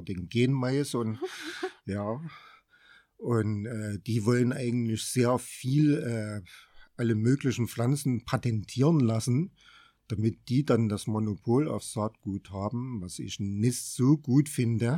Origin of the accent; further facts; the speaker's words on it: Sonnenberg, Saxony, Germany; also born or lived in Erfurt; ich bin eigentlich schon immer auf dem Sonnenberg groß geworden